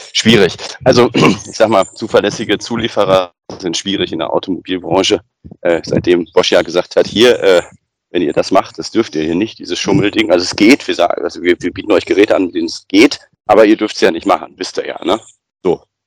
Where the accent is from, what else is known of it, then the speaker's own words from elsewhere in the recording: Bochum, North Rhine-Westphalia, Germany; meine Heimatstadt Bochum